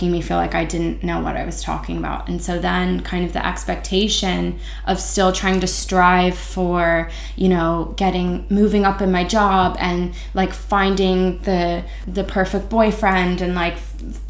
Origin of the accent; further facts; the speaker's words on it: United States; as an American